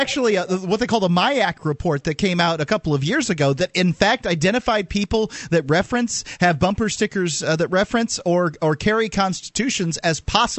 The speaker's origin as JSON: {"language": "English", "town": "Sarasota", "region": "Florida", "country": "United States", "moved": "yes", "lives_now": "New Hampshire, United States", "said": "at Sarasota, Florida, where we're from"}